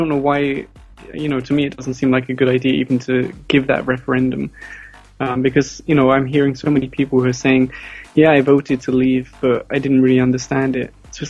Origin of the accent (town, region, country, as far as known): United Kingdom